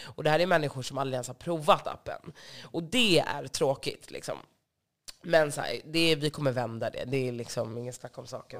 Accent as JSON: {"language": "Swedish", "town": "Stockholm", "region": "Stockholm County", "country": "Sweden", "tie": "born or raised there", "said": "Jag är uppvuxen på Söder"}